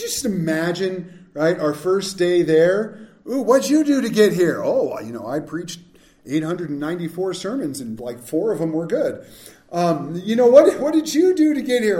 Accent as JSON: {"language": "English", "region": "Southern California", "country": "United States", "tie": "born or raised there", "said": "we grew up in Southern California"}